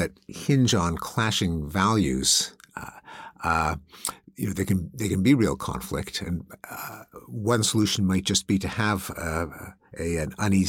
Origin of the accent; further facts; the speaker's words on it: Canada; now in United States; I grew up in Canada, which imported the British system. So I grew up in religious schools.